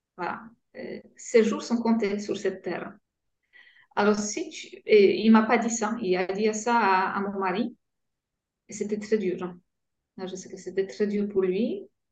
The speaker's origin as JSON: {"language": "French", "country": "Poland", "tie": "born or raised there", "second_language": "French", "moved": "as an adult", "lives_now": "France", "said": "j'ai grandi euh, en Pologne, dans une famille euh, polonaise"}